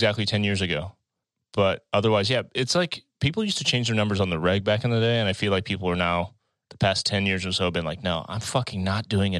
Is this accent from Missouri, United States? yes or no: yes; Florissant, Missouri, United States; My shit that I grew up with in Florissant was 831-0226. 314 area code.